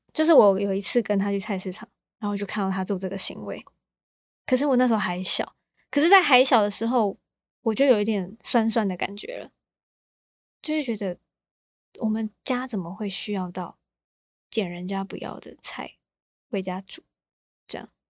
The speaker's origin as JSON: {"language": "Chinese", "town": "Taichung", "country": "Taiwan", "tie": "born or raised there", "also_born_or_lived": "Kaohsiung", "said": "我在高雄出生，可是嗯。我一出生我就被带到台中了"}